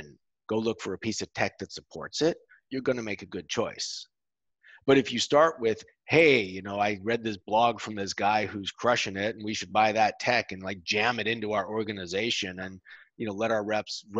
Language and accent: English; United States; moved away as an adult; now in Europe; I'm an American. People listening can probably tell that. I moved to Europe 14 years ago